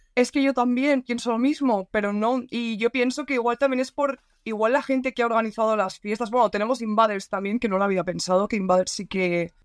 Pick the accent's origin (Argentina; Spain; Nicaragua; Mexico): Spain; Valencia, Valencian Community; Yo soy de Valencia